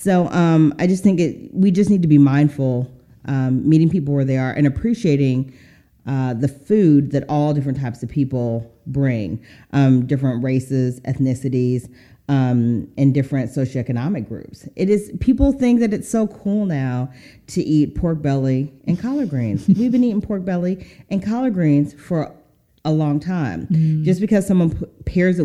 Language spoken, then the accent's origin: English; Seattle, Washington, United States; moved away; also born or lived in the South; my hometown, Seattle